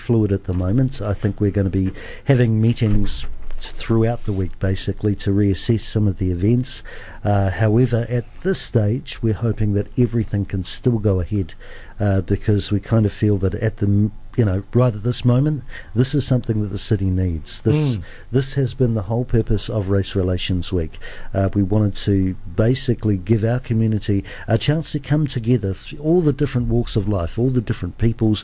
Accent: Auckland, New Zealand; now in Dunedin, New Zealand; I'm originally from South Auckland

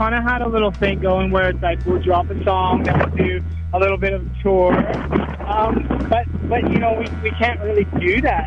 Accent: Toronto, Ontario, Canada; moved away as an adult; also born or lived in Nova Scotia, Canada; now in Sydney, Australia; I'm originally from Nova Scotia, but I grew up in Toronto pretty much.

